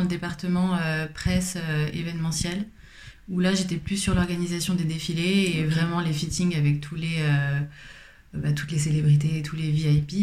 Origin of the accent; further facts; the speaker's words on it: Paris, Île-de-France, France; je suis parisienne, j'ai grandi à Paris